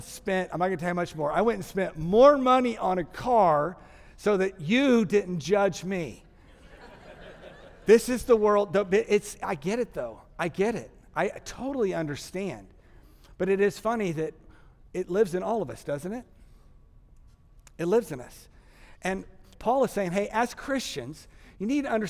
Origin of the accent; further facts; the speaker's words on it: Texas, United States; I'm from Texas, so I say logjamazai.